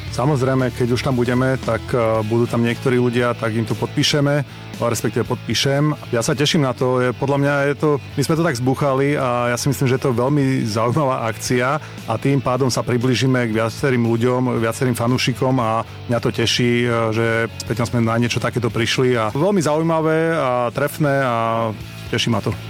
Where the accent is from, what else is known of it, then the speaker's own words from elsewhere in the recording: Slovakia; ja som ako tretí Slovák